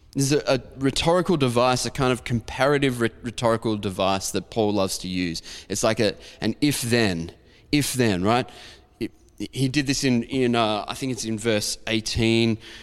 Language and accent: English; Diamond Creek, Victoria, Australia; where I grew up in Diamond Creek